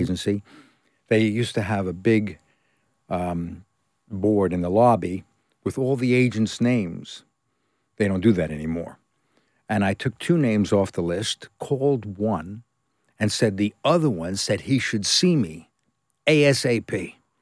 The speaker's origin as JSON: {"language": "English", "town": "New York City", "region": "New York", "country": "United States", "tie": "born or raised there", "also_born_or_lived": "California / England", "moved": "as an adult", "said": "I was born in New York, Brooklyn, and I trained in New York at the academy"}